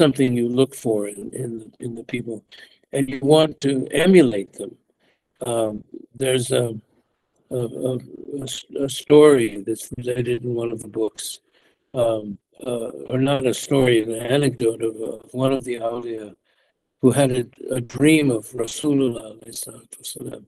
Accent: United States; moved away as an adult; also born or lived in Mecca, Saudi Arabia; I'm from the United States. We were not raised with even an understanding of adab

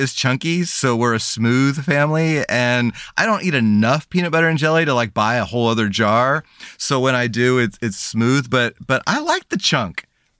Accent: Santa Cruz, California, United States; You know, we grew up in Santa Cruz.

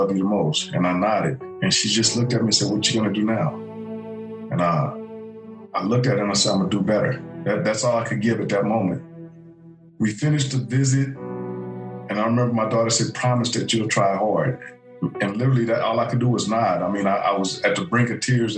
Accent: Los Angeles, California, United States; I was a teenager growing up in South L.A.

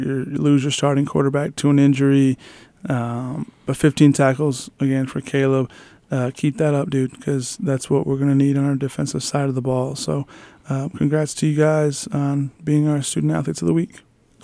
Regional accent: Kingsport, Tennessee, United States; Kingsport, my hometown

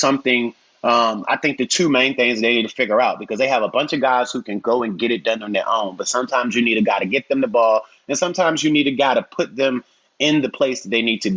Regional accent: Southside, Virginia, United States; We're both from Southside, Virginia.

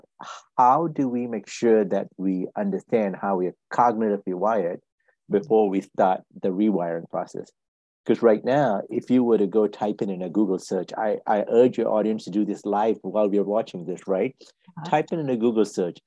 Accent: Malaysia; moved away as an adult; now in United States; I'm originally from Malaysia. I came to this country back in 1985 to go to school and work myself

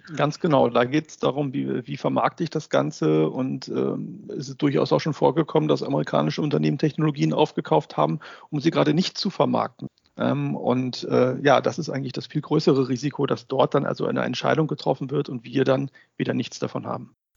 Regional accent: Germany; bei uns in Deutschland

